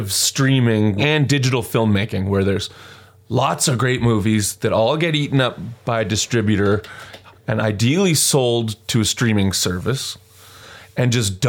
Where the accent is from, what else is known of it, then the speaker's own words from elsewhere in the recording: Calgary, Alberta, Canada; Growing up in Calgary, Alberta, I would watch the Drambuie Showcase review.